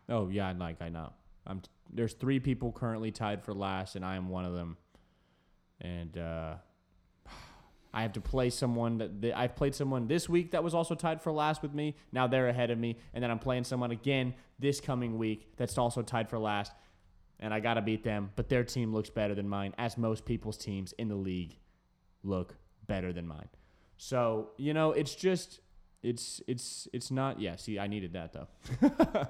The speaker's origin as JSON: {"language": "English", "town": "Fort Worth", "region": "Texas", "country": "United States", "tie": "born or raised there", "said": "we grew up in Fort Worth"}